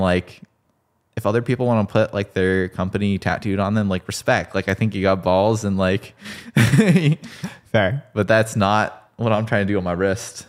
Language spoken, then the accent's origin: English; Texas, United States; I played football 'cause I grew up in Texas